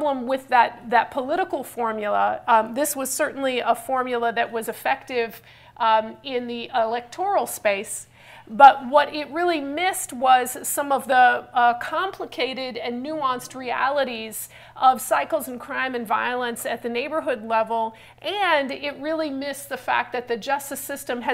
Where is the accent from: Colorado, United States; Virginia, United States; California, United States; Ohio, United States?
California, United States; I'm from California.